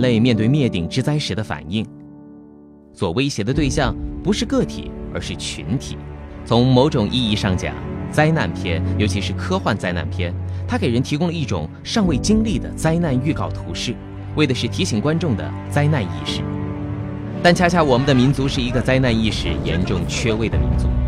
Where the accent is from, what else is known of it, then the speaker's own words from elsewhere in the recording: China; 再形象不过的诠释了我们中国人的乐天精神